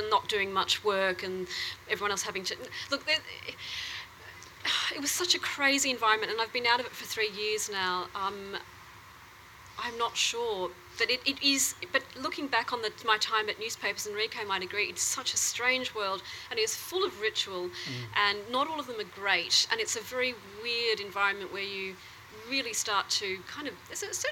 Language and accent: English; Australia; also born or lived in Italy; I came to Australia age 3